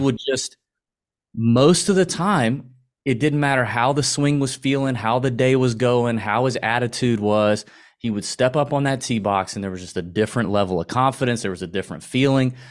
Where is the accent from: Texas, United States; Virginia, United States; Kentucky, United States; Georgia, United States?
Georgia, United States; Augusta; accent: Southern; We both born and raised in Augusta, Georgia